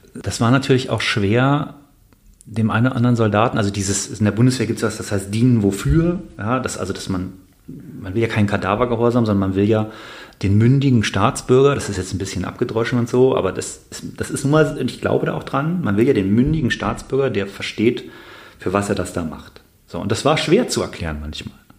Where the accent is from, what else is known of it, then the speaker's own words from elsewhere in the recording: Bonn, North Rhine-Westphalia, Germany; ich komme aus Bonn